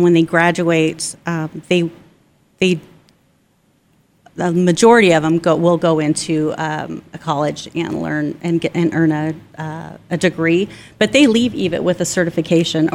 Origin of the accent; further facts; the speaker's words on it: Mesa, Arizona, United States; also born or lived in Queen Creek, Arizona; Growing up in Mesa, if you went, and I was like Stapley area